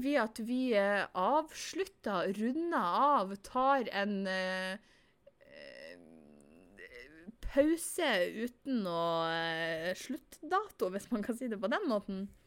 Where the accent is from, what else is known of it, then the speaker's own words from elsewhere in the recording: Northern Norway, Norway; Jeg er nordlending på godt og vondt